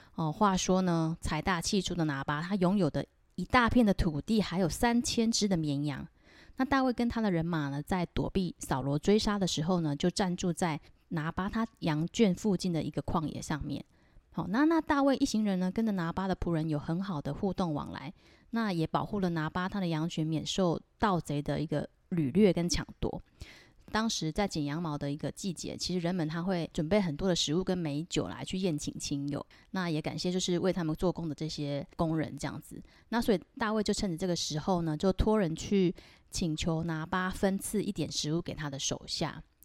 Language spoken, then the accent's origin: Chinese; Taiwan; 我是来自台湾的V剑客